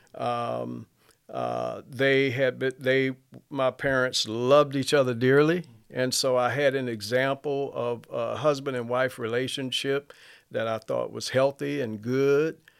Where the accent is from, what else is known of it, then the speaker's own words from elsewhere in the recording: Mobile, Alabama, United States; I grew up in Mobile